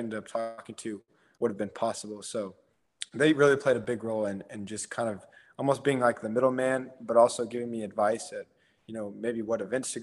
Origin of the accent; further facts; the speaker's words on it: Houston, Texas, United States; I'm born and raised in Houston